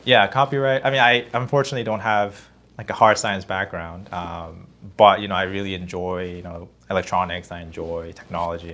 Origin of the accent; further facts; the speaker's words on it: South Korea; now in Los Angeles, United States; I grew up in Korea